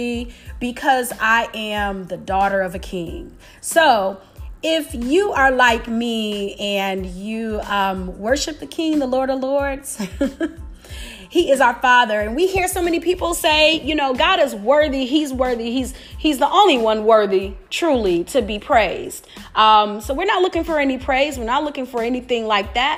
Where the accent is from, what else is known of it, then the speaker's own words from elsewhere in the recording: Detroit, Michigan, United States; I'm a city girl. I'm from Detroit